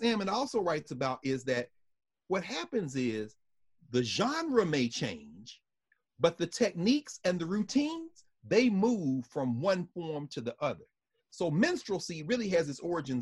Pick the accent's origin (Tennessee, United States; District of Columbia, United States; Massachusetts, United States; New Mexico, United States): Tennessee, United States; Nashville; I'm from Nashville, Tennessee.